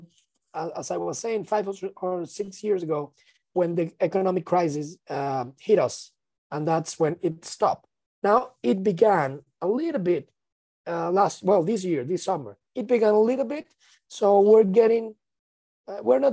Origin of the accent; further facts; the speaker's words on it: Venezuela; I'm from Venezuela